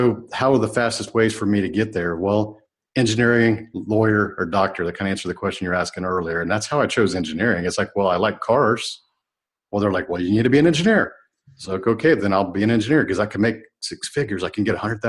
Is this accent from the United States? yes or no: yes; United States; I was really born as American